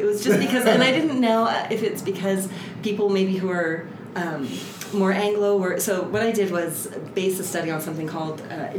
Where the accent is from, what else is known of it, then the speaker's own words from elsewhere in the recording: El Paso, Texas, United States; also born or lived in California / Lebanon; Well, I've lived in El Paso all of my life. I was born in California. We moved here when I was about 3. My family is from Lebanon.